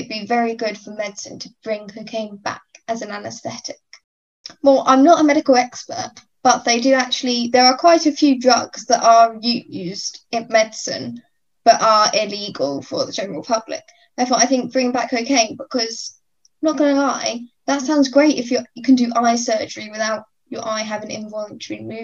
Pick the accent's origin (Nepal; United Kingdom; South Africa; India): United Kingdom; Cambridge, East of England; I am from Cambridge